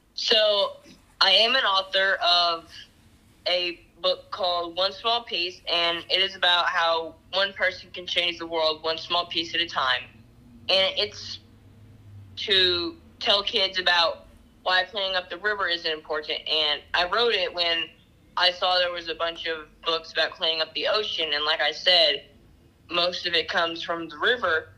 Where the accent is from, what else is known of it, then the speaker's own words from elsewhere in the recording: Chattanooga, Tennessee, United States; I'm 13 from Chattanooga, Tennessee